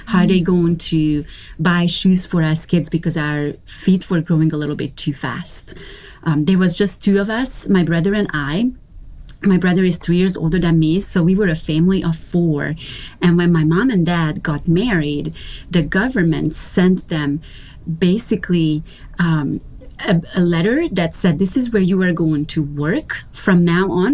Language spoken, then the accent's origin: English; Romania; now in North Carolina, United States; I am originally from Romania. So I was born and raised in Romania during communism.